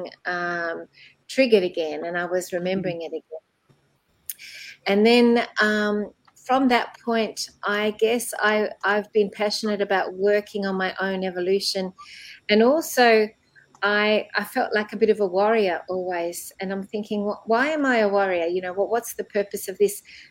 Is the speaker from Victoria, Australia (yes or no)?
yes; Melbourne, Victoria, Australia; I was born in Melbourne, Australia, actually in a suburb called Templestowe